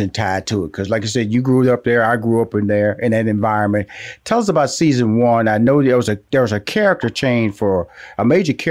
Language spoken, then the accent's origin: English; Houston, Texas, United States; I was born in the Fifth Ward. I lived there the first ten years of my life.